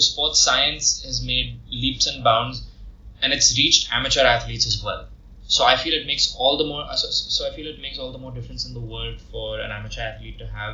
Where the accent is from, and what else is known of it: India